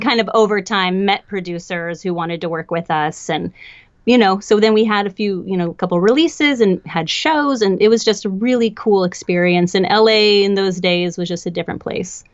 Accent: Portland, Oregon, United States; now in Los Angeles, United States; I grew up in Portland, Oregon

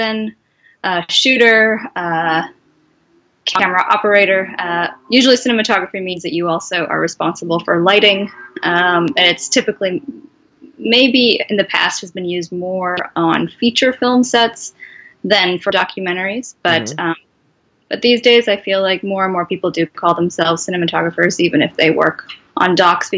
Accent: Bay Area, California, United States; I grew up in the Bay Area for the most part

